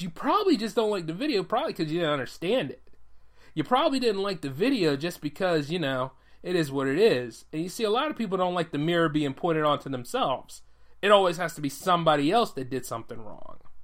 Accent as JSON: {"language": "English", "country": "United States", "said": "me as an American living here"}